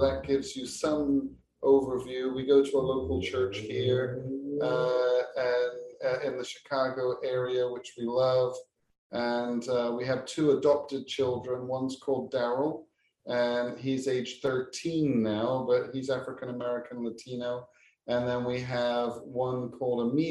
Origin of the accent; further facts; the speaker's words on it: England, United Kingdom; accent: British; moved away as an adult; also born or lived in Japan / Pakistan; now in United States; I'm English, and I still have an English passport